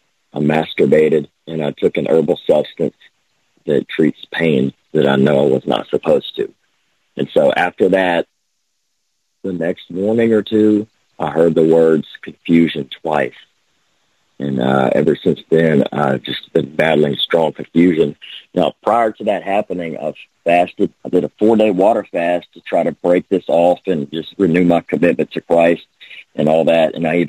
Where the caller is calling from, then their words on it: Lake Charles, Louisiana, United States; from Lake Charles, Louisiana.